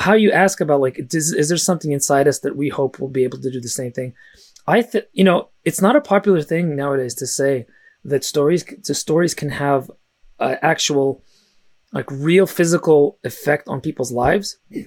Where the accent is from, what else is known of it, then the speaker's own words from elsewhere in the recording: San Francisco, California, United States; first language Russian; English is a second language; I actually didn't speak English until I was five, uh, even though I was born in San Francisco